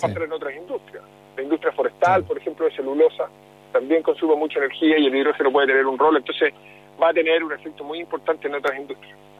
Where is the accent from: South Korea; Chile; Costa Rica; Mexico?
Chile